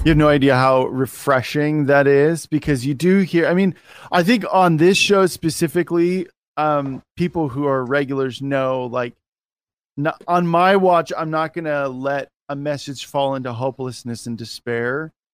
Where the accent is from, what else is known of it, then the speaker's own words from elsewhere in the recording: United States; as an American